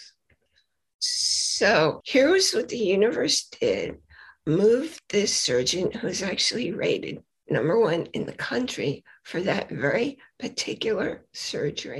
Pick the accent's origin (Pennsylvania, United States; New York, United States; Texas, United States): New York, United States; New York City; moved away; also born or lived in Boise, Idaho; I was born in Brooklyn, New York